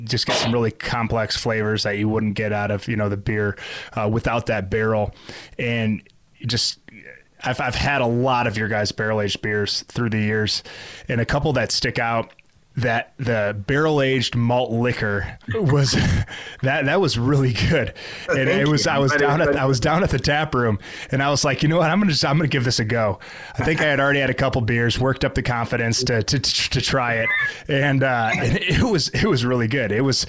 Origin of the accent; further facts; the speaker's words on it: Grand Rapids, Michigan, United States; my hometown of Grand Rapids